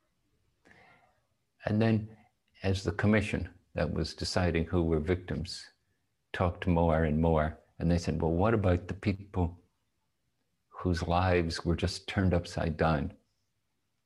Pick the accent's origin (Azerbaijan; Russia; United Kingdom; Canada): United Kingdom; Northern Ireland; moved away as an adult; I was born and in Northern Ireland. I lived there until I was 21.